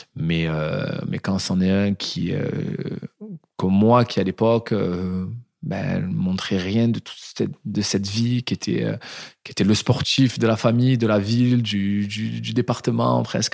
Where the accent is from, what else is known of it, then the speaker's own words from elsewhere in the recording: Marignane, Provence-Alpes-Côte d'Azur, France; Je viens d'une petite ville du sud de la France, de, de Marignane